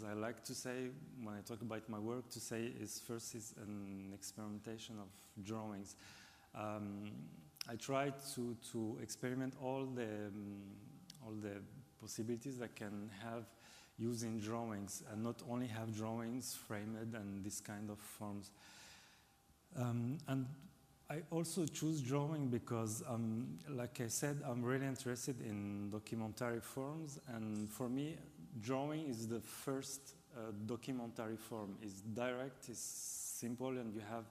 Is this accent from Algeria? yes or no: yes; Algiers, Algiers Province, Algeria; English is a second language; moved away as an adult; now in France; the place where I grew up in Algiers.